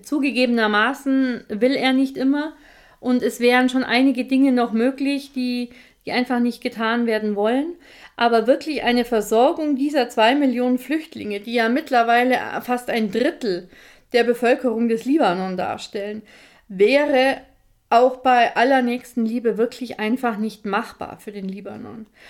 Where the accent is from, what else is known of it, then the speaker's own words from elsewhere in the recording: Bavaria, Germany; bei uns in Bayern